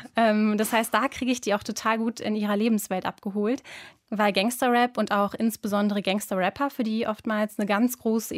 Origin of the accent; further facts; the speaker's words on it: Duisburg, North Rhine-Westphalia, Germany; aus Duisburg, habe ich doch gesagt. Duisburg-Rheinhausen.